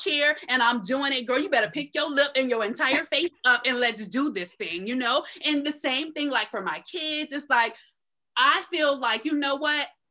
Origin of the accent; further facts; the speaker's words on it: Tampa, Florida, United States; also born or lived in Tallahassee; now in Central Florida, United States; I was born and raised in Tampa